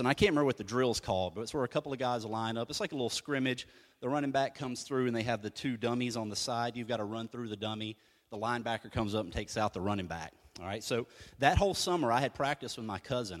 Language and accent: English; United States; I'm American